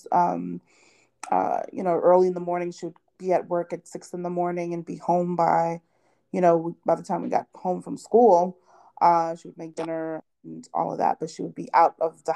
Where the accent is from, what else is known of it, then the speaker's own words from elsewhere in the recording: New York City, New York, United States; first language Haitian Creole; English is a second language; I was born and raised in Brooklyn, New York, by immigrant parents